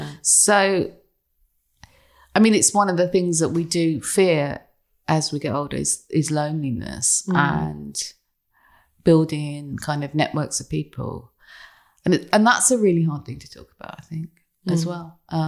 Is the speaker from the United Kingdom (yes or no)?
yes; England, United Kingdom; they were laughing at us because we're English